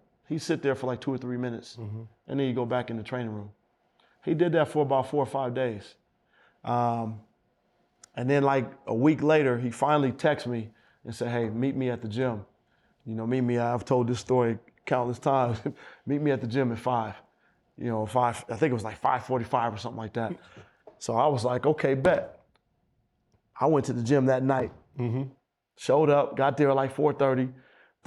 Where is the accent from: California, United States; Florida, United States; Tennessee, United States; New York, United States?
California, United States; Oakland; I'm from Oakland.